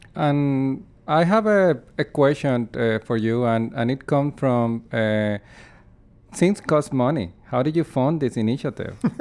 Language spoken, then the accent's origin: English; Puerto Rico; moved away as an adult; now in Saskatoon, Canada; where I come from, my hometown in Puerto Rico